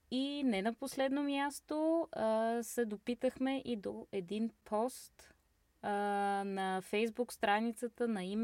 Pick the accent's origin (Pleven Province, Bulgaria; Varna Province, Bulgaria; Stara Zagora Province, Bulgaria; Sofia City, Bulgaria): Stara Zagora Province, Bulgaria; Stara Zagora; now in Berlin, Germany; От Стара Загора. На колко години си? На 27 и една седмица.